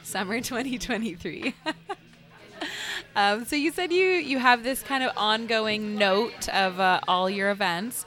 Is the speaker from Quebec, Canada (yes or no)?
no; Waterloo, Ontario, Canada; I grew up in Uptown Waterloo, so, or like close to Uptown Waterloo